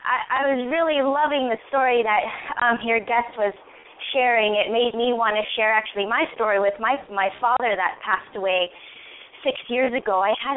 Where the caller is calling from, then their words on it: California, United States; I'm from California.